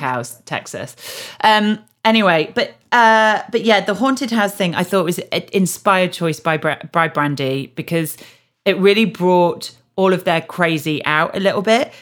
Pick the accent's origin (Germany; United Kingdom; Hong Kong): United Kingdom; Yorkshire and the Humber; I'm from Yorkshire as well